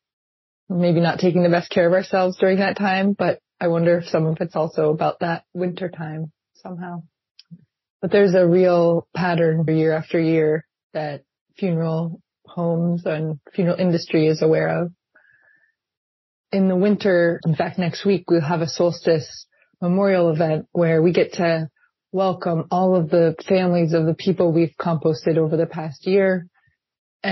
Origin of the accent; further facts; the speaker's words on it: New Hampshire, United States; now in Seattle, United States; I grew up in New Hampshire